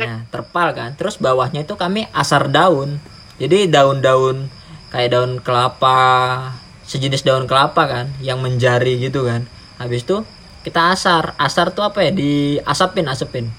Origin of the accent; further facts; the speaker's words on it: Sorong, Southwest Papua, Indonesia; saya besar di Sorong